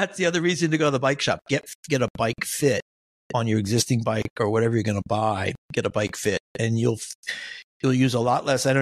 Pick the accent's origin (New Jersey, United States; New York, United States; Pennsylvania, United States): Pennsylvania, United States; Nazareth; That's where I grew up. I grew up in the Poconos